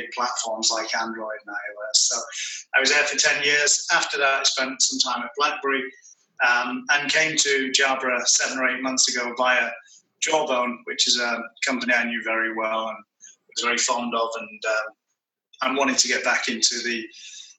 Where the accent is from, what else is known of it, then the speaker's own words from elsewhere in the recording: Manchester, North West England, United Kingdom; moved away as an adult; now in Atlanta, United States; I'm from Manchester, which, of course, is the centre of the British Empire.